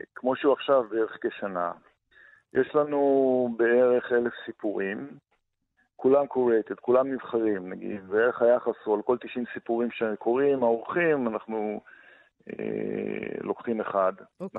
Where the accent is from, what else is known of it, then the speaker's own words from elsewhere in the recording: Kibbutz Gvulot, Negev, Southern District, Israel; המרחבים האלה הם המרחבים שלתוכם גדלתי בבדידות גדולה